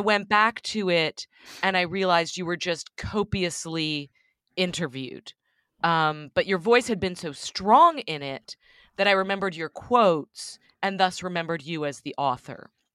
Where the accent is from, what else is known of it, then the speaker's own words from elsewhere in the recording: Texas, United States; moved away as an adult; also born or lived in Austin / New York City; I grew up in Texas you know, a very conservative part of Texas